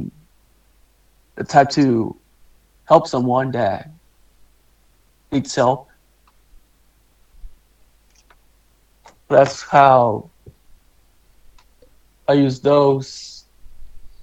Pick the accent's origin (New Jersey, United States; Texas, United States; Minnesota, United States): Texas, United States; also born or lived in Mexico; we've been living in the U.S. since I was in first grade.